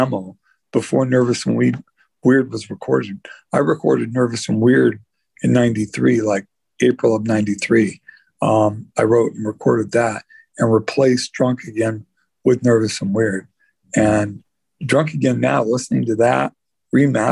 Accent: the Northwest, Pacific Northwest, United States; we're three guys from the Northwest

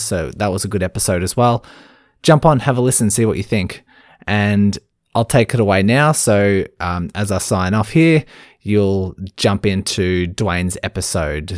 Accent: Melbourne, Victoria, Australia; I'm from Melbourne, Australia

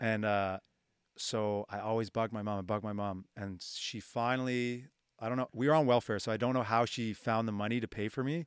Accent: Halifax, Nova Scotia, Canada; where I grew up in the North End

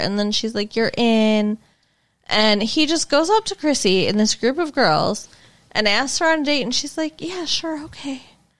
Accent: Michigan, United States; we're the most eastern and most northern part of the Midwest.

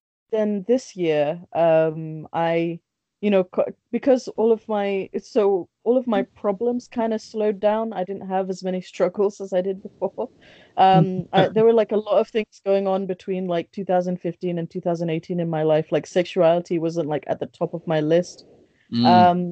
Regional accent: London, United Kingdom; also born or lived in Bangladesh; I was born in Bangladesh. I was raised here. I've lived in London for most of my life

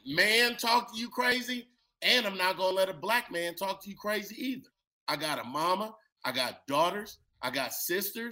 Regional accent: California, United States; I'm from Cali

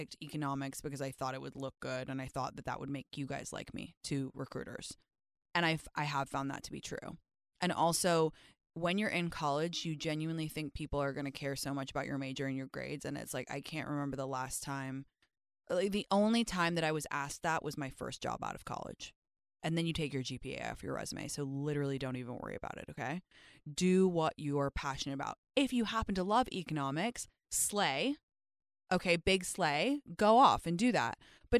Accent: England, United Kingdom; My skin has previously been gray because I grew up in England, okay?

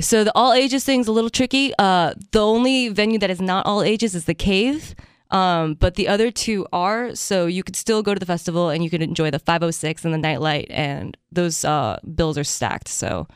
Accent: Japan; moved away; I grew up in Japan

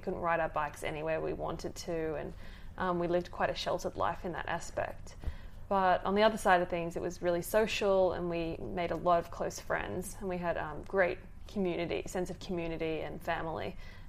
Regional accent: Port Moresby, National Capital District, Papua New Guinea; So I was born and raised in Papua New Guinea, in Port Moresby. And yeah, it was a really different upbringing

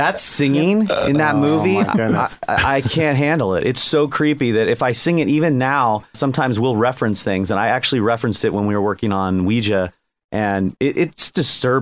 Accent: Sierra Madre, California, United States; I grew up in Sierra Madre

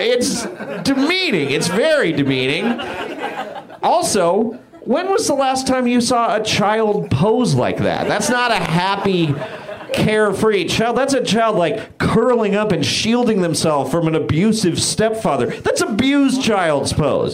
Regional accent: Bay Area, California, United States; now in Los Angeles, United States; I'm from the Bay Area

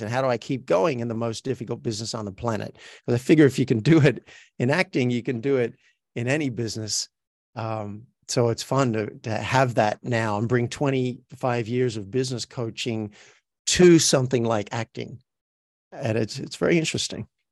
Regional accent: Australia; accent: Australian; moved away as an adult; now in Los Angeles, United States; I'm from Australia, so my native accent sounds like this. This is me talking with an Australian accent.

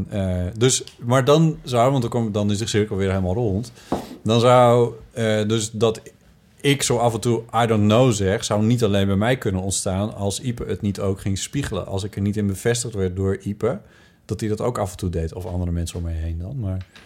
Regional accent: Friesland, Netherlands; accent: Frisian; Ik, zo ben ik van mijn, uh, van mijn zo goed als het kwaad dat is gegaan, maar van mijn Friese accent afgekomen.

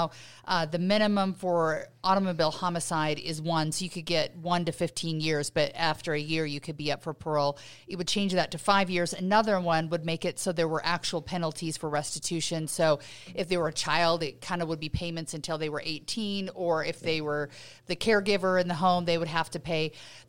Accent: Utah, United States; When I grew up here in Utah, you just got your driver's license

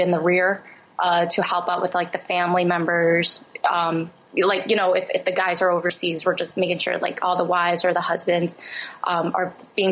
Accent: Philadelphia, Pennsylvania, United States; growing up in Philly

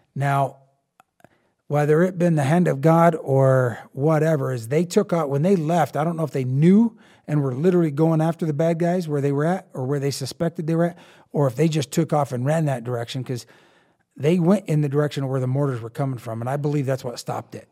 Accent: Eastern Colorado, United States; I grew up in Eastern Colorado.

